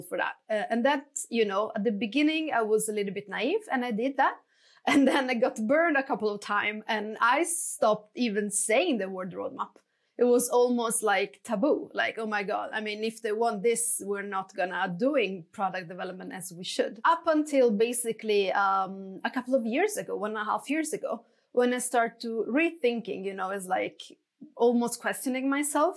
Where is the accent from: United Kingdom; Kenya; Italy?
Italy; moved away as an adult; now in Stockholm, Sweden; I'm originally from Italy, but I've been working and based in Stockholm for the past 12 years.